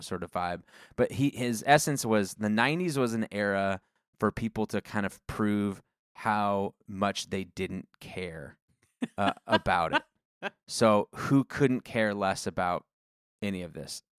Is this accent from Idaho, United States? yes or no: yes; Coeur d'Alene, Idaho, United States; moved away; I grew up in Coeur d'Alene